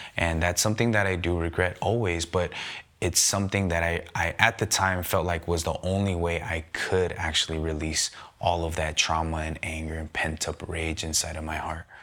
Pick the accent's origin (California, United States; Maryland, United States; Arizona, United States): California, United States; San Gabriel Valley; I grew up in the San Gabriel Valley.